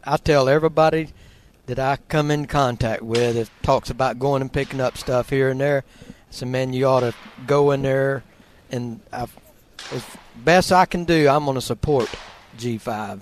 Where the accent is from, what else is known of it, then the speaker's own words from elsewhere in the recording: Shady Oaks Fish Camp, Florida, United States; I grew up down at Shady Oaks Fish Camp.